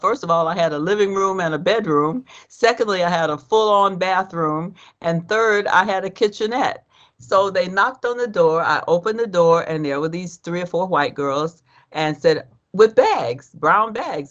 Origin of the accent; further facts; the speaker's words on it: Georgia, United States; I grew up in Georgia, so I knew black people and I knew white people